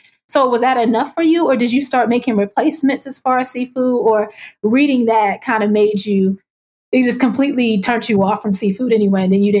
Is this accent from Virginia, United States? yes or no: yes; Virginia Beach, Virginia, United States; I grew up in Virginia Beach.